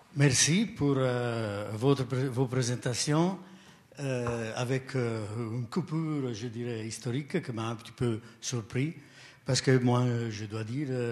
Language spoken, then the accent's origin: French; Italy; accent: strong Italian; French is a second language; now in Switzerland; je ne suis pas suisse, j'ai un fort accent italien